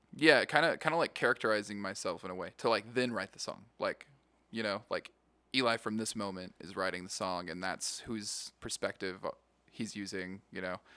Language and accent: English; Yakima, Washington, United States; moved away as an adult; now in Las Vegas, United States; I grew up in Yakima, Washington.